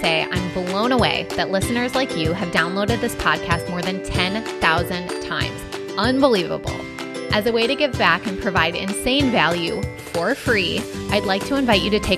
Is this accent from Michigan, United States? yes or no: yes; Michigan, United States; now in Southern California, United States; I grew up in Michigan and it was so much colder